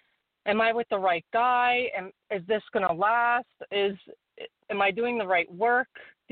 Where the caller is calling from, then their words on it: Warwick, New York, United States; Hi, this is … from Warwick, New York.